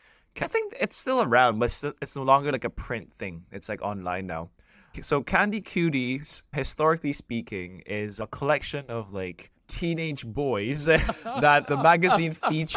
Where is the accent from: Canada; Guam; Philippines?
Philippines; born there; I was born in the Philippines to Filipino parents, who are Chinese-Filipino rather.